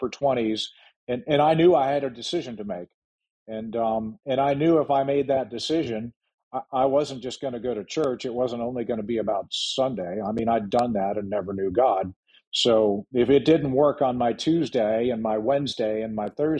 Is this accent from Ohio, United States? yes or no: yes; Ohio, United States; now in Frederick, United States; the small town I grew up in Ohio